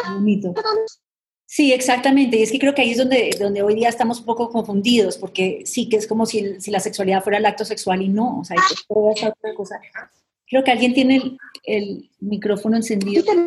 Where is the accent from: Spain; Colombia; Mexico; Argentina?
Colombia; moved away; somos colombianas